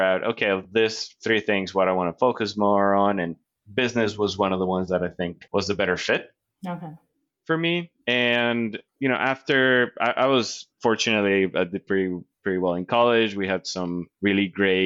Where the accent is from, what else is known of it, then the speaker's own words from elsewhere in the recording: Colombia; English is a second language; moved away as an adult; also born or lived in North Carolina; now in United States; growing up in Colombia